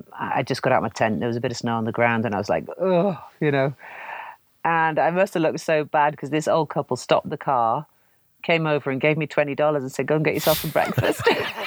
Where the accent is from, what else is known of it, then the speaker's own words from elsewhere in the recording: Canada; born there; I was born in Canada and I wanted to see what the prairies were like.